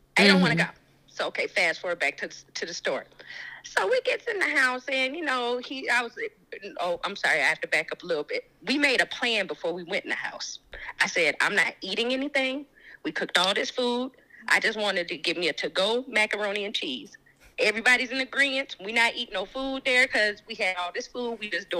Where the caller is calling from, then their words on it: Raleigh, North Carolina, United States; I'm calling from Raleigh, North Carolina.